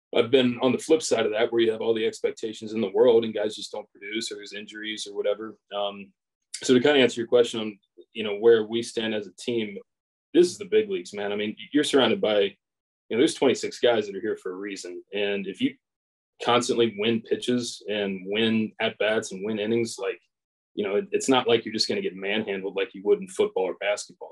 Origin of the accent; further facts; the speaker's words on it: Edgewood, Kentucky, United States; I grew up in the Northern Kentucky area. Um, grew up in like Edgewood, Crestview Hills area.